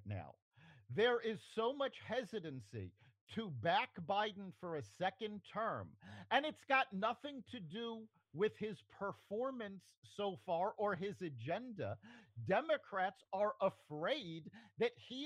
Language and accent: English; New York City, New York, United States; I was born in New York City in 1969.